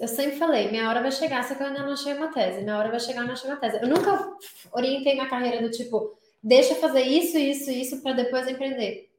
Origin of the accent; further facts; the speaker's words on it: São Paulo, Brazil; moved away as an adult; now in United States; Eu sou de São Paulo